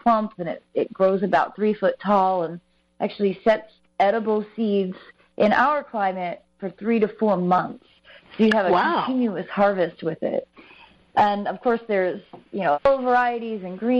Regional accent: Midwest, United States; now in North Carolina, United States; I'm from the Midwest originally

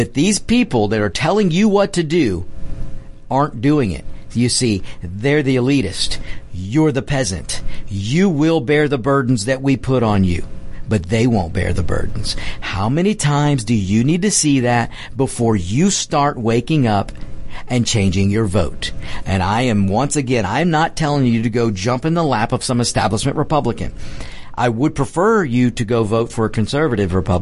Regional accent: United States; this is my country. I'm an American

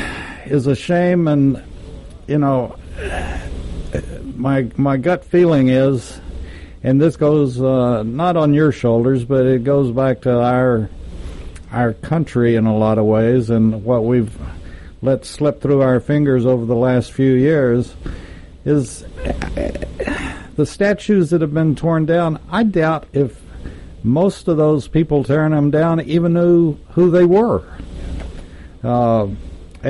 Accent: Texas, United States; I grew up in Texas, and we were always taught the Alamo

